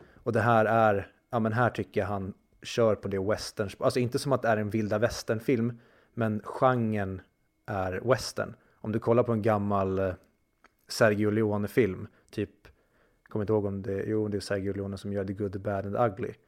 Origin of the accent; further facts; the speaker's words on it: Sweden; vi som konflikträdda svenskar